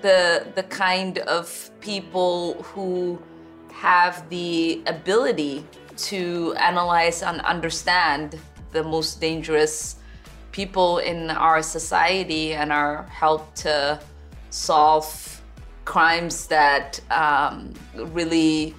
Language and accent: English; Minnesota, United States; Well, I'm Minnesotan, so … is one of, you know, my favorites.